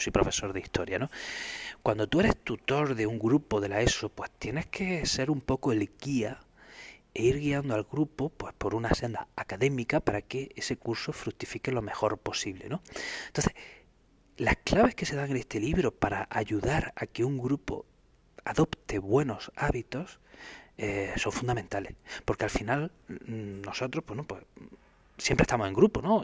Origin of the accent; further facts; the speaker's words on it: Spain; los españoles